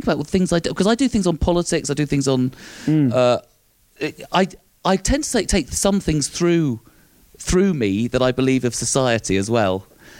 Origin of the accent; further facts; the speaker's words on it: London, United Kingdom; being Southern, being London, being English in Scotland